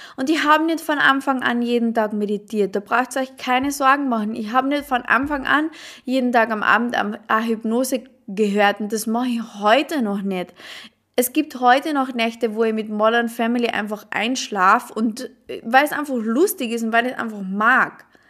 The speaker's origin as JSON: {"language": "German", "region": "Carinthia", "country": "Austria", "said": "ich komme aus Kärnten. Ich komme aus Kärnten, aus Österreich, aus einem mini kleinen Dorf."}